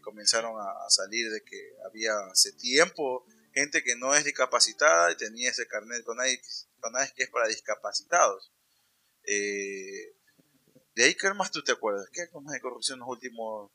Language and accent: Spanish; Ecuador; moved away; somos ecuatorianos